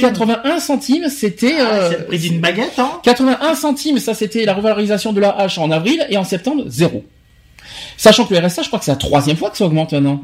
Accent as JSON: {"language": "French", "country": "France", "said": "chez nous en France"}